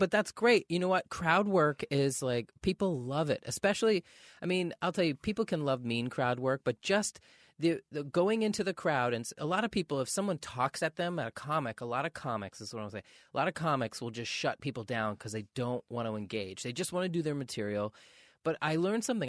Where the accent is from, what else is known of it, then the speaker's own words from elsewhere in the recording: Maine, United States; growing up in Maine